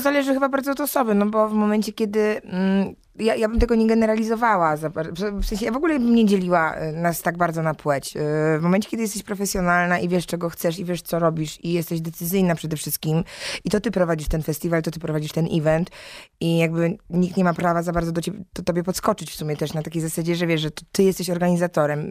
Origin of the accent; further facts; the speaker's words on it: Silesian Voivodeship, Poland; moved away; ja jestem ze Śląska, więc ogólnie Śląsk jest mi dobrze znany, a moi rodzice mieszkają w Gliwicach